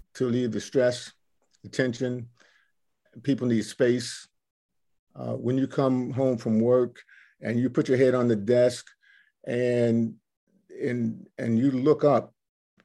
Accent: Cape Charles, Virginia, United States; I'm from the Eastern Shore, Cape Charles and Cheriton

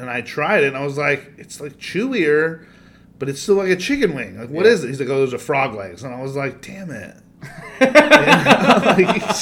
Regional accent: United States; I'm American.

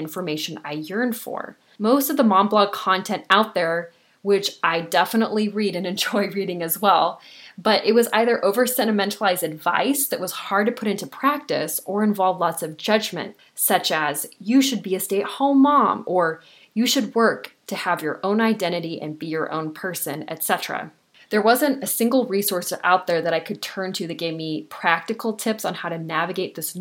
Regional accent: Southern California, United States; I was born and raised in Southern California, and I still live here now

